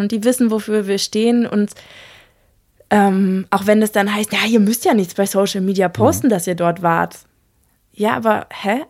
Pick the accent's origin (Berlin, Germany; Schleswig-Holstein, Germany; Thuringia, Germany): Berlin, Germany; moved away as an adult; Ich bin ja in Berlin geboren und aufgewachsen und bin jetzt sozusagen nach 32 Jahren aufs Land gezogen